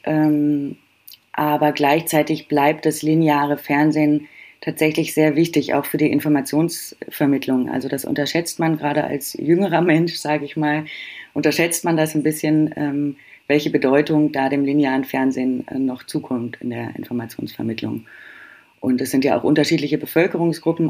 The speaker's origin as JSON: {"language": "German", "country": "Germany", "said": "Bei uns in Deutschland"}